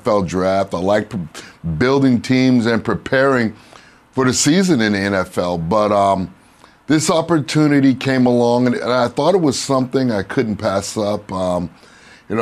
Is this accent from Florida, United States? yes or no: yes; Miami, Florida, United States; it's my hometown. I went to high school here, played college football here